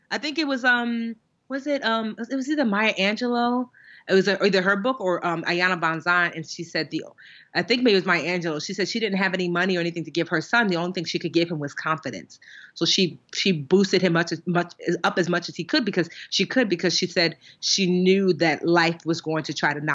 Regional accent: Nigeria; as much as a Nigerian child can be a troublemaker because you know there's only but so much that your parents will allow

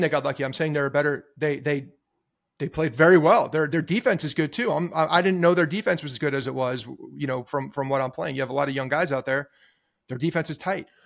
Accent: Ridgewood, New Jersey, United States; growing up in Ridgewood, there's a, a, the town pool is Graydon Pool

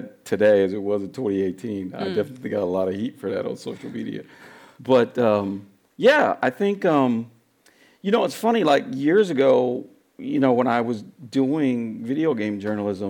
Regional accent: San Francisco, California, United States; I'm born and raised in San Francisco, right? I'm a third generation San Franciscan

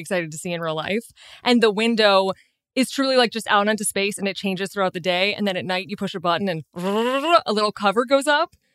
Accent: Chicago, Illinois, United States; also born or lived in New York; now in Los Angeles, United States; I grew up in Chicago

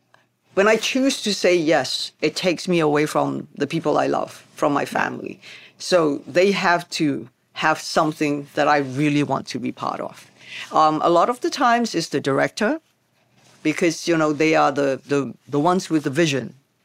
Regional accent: Hong Kong; because, you know, we come from Hong Kong and we know how we celebrate a start of a movie.

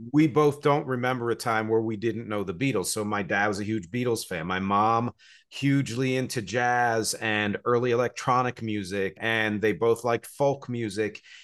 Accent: New Jersey, United States; also born or lived in Philadelphia; now in New York City, United States; I was born in Philadelphia, grew up in New Jersey, live here in New York City

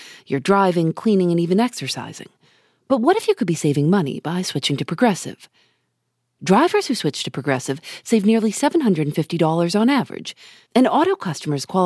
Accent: Chicago, Illinois, United States; When I was growing up in Chicago, my family had a cat named Jim

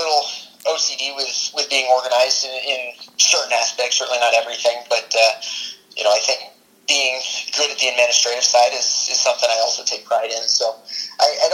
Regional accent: Bloomington, Indiana, United States; as a kid growing up in Bloomington

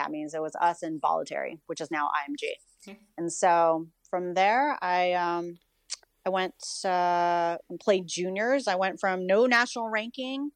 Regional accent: Mexico, Missouri, United States; I was born in Mexico, Missouri

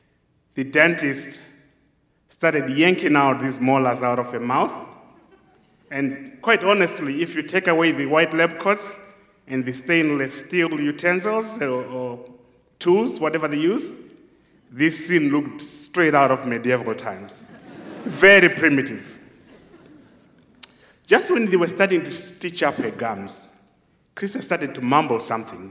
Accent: Zimbabwe; moved away; do my own field research work in my home country, Zimbabwe

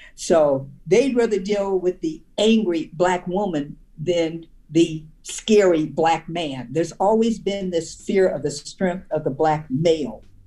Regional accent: Omaha, Nebraska, United States; moved away as an adult; also born or lived in Washington, D.C.; I'm from the Midwest. In Omaha

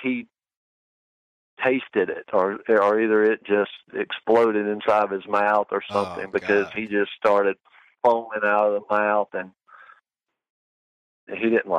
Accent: Georgia, United States; I'm from Georgia and it's pretty thick here

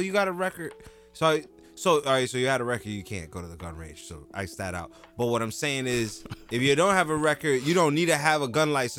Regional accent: Jersey City, New Jersey, United States; growing up in Jersey City

